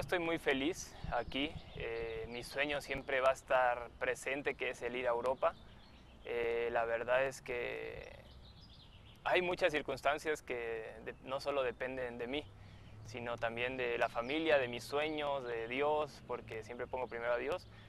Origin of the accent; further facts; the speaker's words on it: Mexico; also born or lived in Argentina; yo nací allá, eh, me considero más mexicano porque desde los dos años eh, estoy acá, me crié acá.